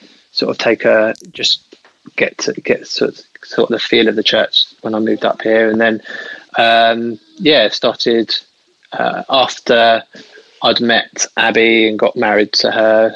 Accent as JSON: {"language": "English", "town": "Hastings", "region": "South East England", "country": "United Kingdom", "tie": "born or raised there", "also_born_or_lived": "Brighton / London", "said": "I grew up on the sunny coast of East Sussex in a town called Hastings."}